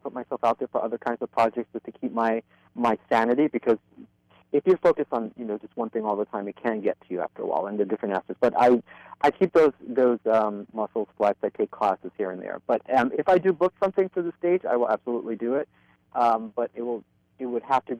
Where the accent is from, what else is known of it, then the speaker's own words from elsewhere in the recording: New York City, New York, United States; I'm a Brooklyn boy at heart, born and bred in Williamsburg and Greenpoint